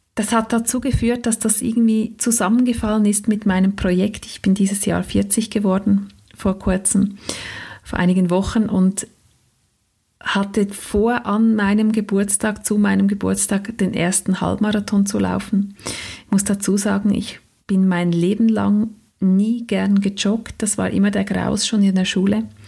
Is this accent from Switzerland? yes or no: yes; Switzerland; accent: Swiss German; first language Swiss German